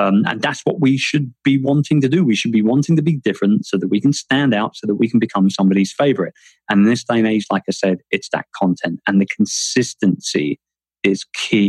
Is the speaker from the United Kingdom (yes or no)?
yes; London, United Kingdom; moved away as an adult; also born or lived in Philippines; London, my hometown